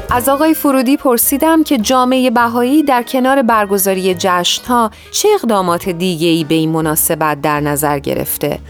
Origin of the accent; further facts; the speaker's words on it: Iran; now in United States; من در اصل از ایران اومدم و نه از آمریکا